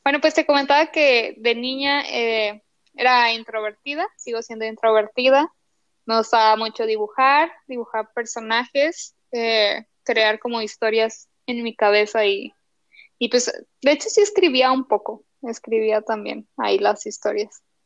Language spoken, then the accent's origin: Spanish; Torreón, Coahuila, Mexico; acá en Torreón, eh, para situar un poquito tus escuchas, pues es una ciudad pequeña del norte